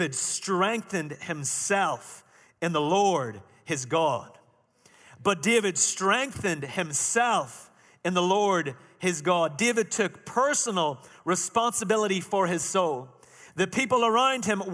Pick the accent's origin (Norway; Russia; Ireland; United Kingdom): Ireland; moved away; Now remember, I'm Irish. I'm not from Chalmette